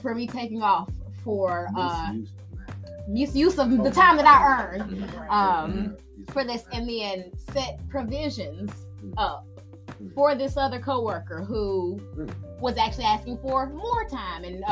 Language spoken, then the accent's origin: English; Mount Juliet, Tennessee, United States; I'm from Mount Juliet, Tennessee